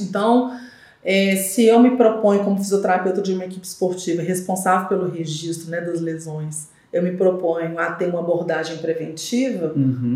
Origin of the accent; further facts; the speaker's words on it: Belo Horizonte, Minas Gerais, Brazil; also born or lived in Diamantina; sou nascida e criada aqui em Belo Horizonte